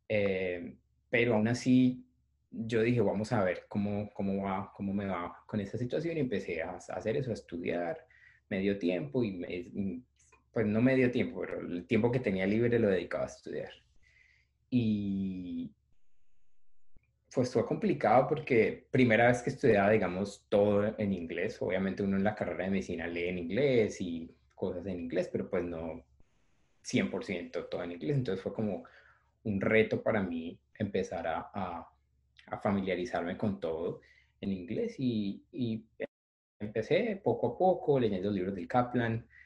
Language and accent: Spanish; Palmira, Valle del Cauca, Colombia; moved away as an adult; also born or lived in Cali; now in New York, United States; eh, soy caleño, nací en Palmira, pero prácticamente desde que empecé a estudiar medicina me mudé a Cali